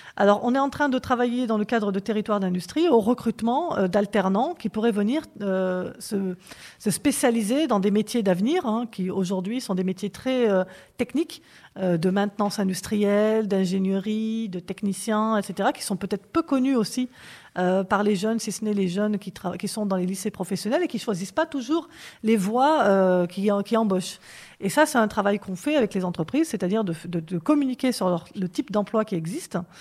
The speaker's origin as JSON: {"language": "French", "area": "Corrèze", "region": "Nouvelle-Aquitaine", "country": "France", "also_born_or_lived": "Strasbourg", "moved": "yes", "lives_now": "Nogent-le-Rotrou, France", "said": "je suis d'origine corésienne"}